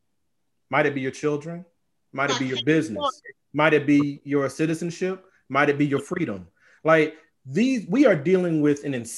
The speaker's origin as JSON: {"language": "English", "country": "United States", "said": "We're American."}